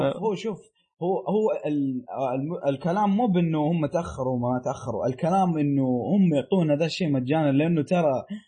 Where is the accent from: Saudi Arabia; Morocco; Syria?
Saudi Arabia; عندنا في السعوديه